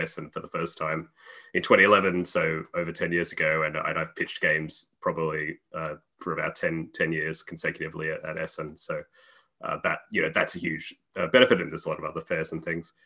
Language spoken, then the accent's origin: English; Australia; moved away as an adult; also born or lived in United Kingdom / Cambridge; now in Czech Republic; I'm originally Australian, uh, although I currently live in the Czech Republic